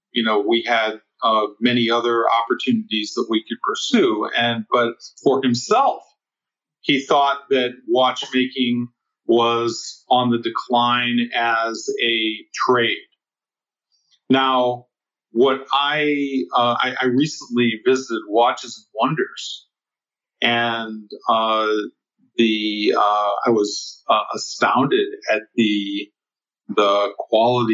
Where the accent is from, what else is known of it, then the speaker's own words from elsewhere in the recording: United States; growing up in the United States